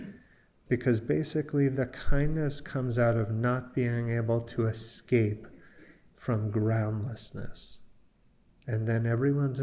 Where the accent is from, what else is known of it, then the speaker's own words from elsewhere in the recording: New York, United States; also born or lived in California; And I grew up in here in New York, but I was out in California